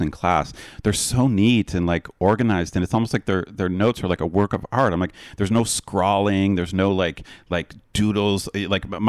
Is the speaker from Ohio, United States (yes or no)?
yes; Ohio, United States; I grew up in Ohio